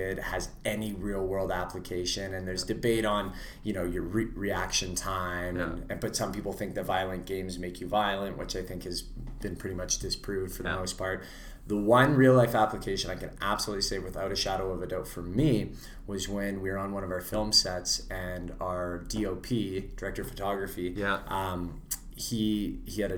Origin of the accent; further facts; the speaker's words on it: Vancouver, British Columbia, Canada; I grew up in Vancouver